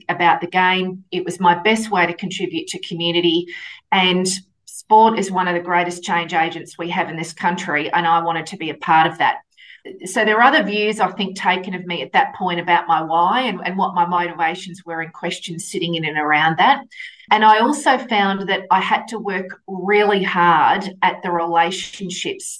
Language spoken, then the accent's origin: English; Geelong, Victoria, Australia; moved away as an adult; also born or lived in Melbourne; I was from Geelong, completed my law degree, moved to Melbourne